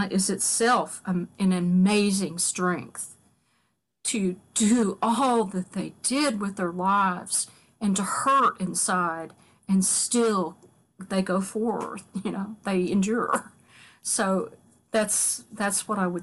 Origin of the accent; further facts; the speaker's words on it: Kentucky, United States; moved away as an adult; now in Catonsville, United States; as much as I love where I'm from, and right now I long for where I'm from, you know, I live in Catonsville, Maryland. I'd give anything to live back in Kentucky